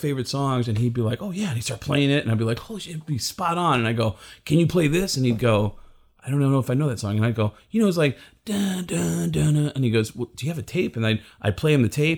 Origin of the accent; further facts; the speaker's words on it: Tucson, Arizona, United States; also born or lived in New York; I'm originally from New York, but all my formative years were here in Tucson.